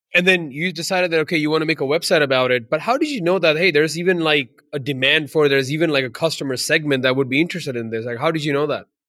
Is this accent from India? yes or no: yes; India; moved away; I'm from India originally